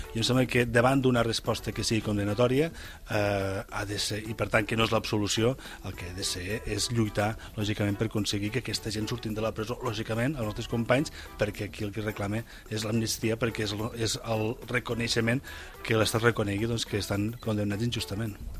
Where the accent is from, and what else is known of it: Catalonia, Spain